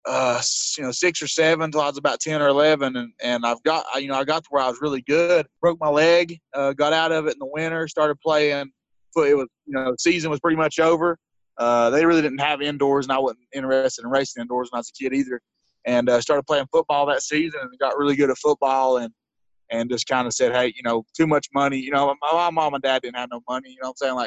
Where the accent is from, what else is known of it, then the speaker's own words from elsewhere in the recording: Tennessee, United States; the other end of Tennessee from me